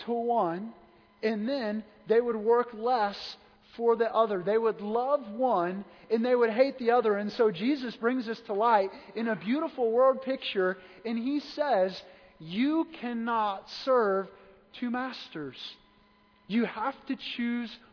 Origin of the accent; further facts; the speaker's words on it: Wentzville, Missouri, United States; I'm from Wentzville